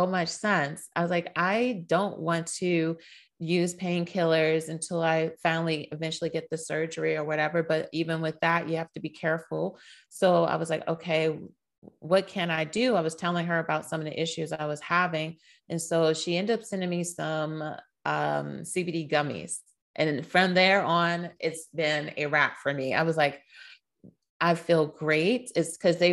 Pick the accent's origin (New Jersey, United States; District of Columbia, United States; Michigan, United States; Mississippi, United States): District of Columbia, United States; Washington; I am originally born and raised in Washington, D.C. So a Washingtonian at heart